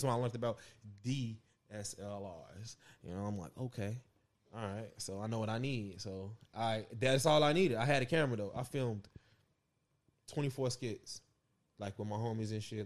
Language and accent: English; Chicago, Illinois, United States; I'm from Chicago.